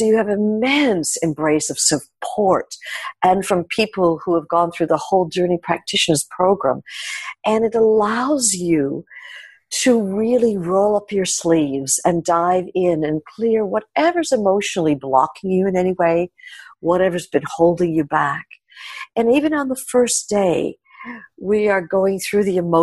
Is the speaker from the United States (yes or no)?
yes; New York City, New York, United States; growing up in New York